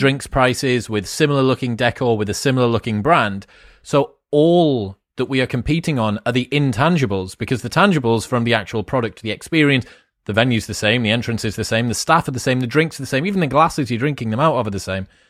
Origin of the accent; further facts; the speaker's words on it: England, United Kingdom; we're English